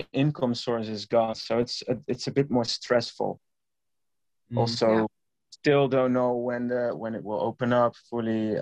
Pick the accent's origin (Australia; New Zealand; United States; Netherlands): Netherlands; Eindhoven, North Brabant; It was in Eindhoven, my hometown where I grew up.